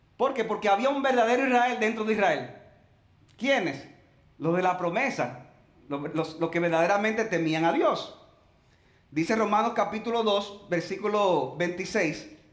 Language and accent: Spanish; Dominican Republic; Nosotros los cristianos, que seamos dominicanos